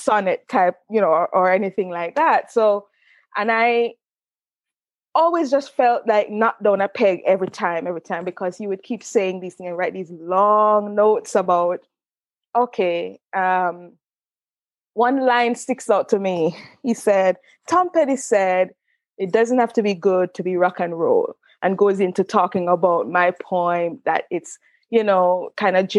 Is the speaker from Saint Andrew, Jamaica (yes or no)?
no; Linstead, Saint Catherine, Jamaica; moved away as an adult; also born or lived in Mandeville, Jamaica / Spanish Town, Jamaica / Oxford, United Kingdom; I'm from St. Catherine, originally. Yeah, so I went to school in Mandeville, but, you know, my family's home is in Linstead, St. Catherine.